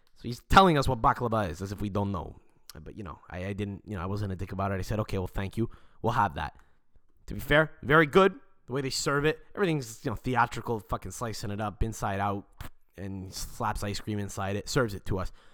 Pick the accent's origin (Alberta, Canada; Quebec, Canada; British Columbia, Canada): Quebec, Canada; Montreal; we're actually from Montreal. We live in Montreal in Canada